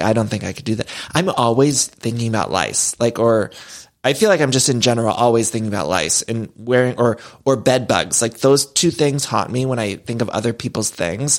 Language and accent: English; Chagrin Falls, Ohio, United States; there's this town where I grew up in Chagrin Falls, Ohio, with this waterfall